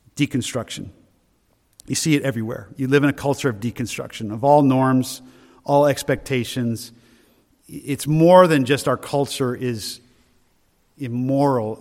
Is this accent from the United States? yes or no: yes; Loudon, New Hampshire, United States; also born or lived in Maine; I'm from Loudoun originally, from New Hampshire